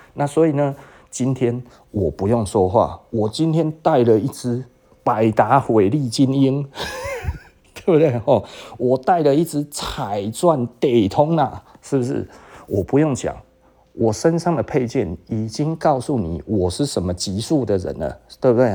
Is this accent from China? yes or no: no; Taiwan; 我们台湾人骄傲的台湾人，骄傲的台湾人